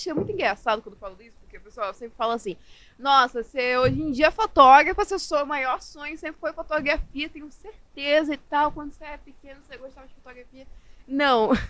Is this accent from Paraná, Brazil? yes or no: no; Manaus, Amazonas, Brazil; Sou, sou é, de Manaus, é sou nascida e na terrinha. Manaus é raiz.